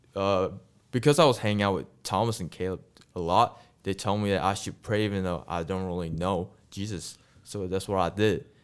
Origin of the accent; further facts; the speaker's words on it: Malaysia; English is a second language; moved away as an adult; now in United States; I'm from a country called Malaysia.